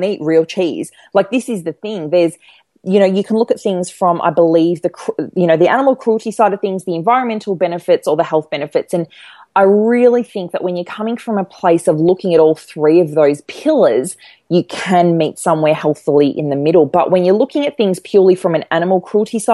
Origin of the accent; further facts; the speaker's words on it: Melbourne, Victoria, Australia; I live in Melbourne and I grew up in Melbourne